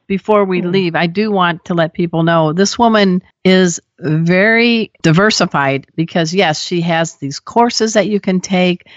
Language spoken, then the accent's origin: English; Crown Point, Indiana, United States; I grew up on Hermit's Lake in Crown Point, Indiana